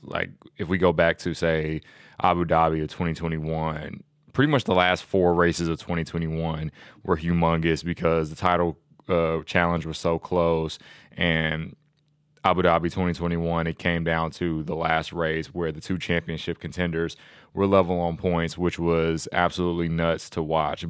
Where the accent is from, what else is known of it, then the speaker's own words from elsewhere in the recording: United States; being an American